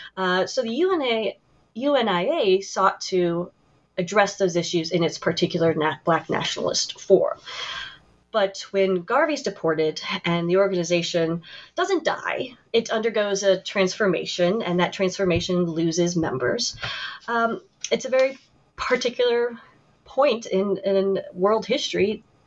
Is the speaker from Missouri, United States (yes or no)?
yes; St. Louis, Missouri, United States; moved away as an adult; also born or lived in Wellesley, Massachusetts; I was a white woman born in the suburbs of St. Louis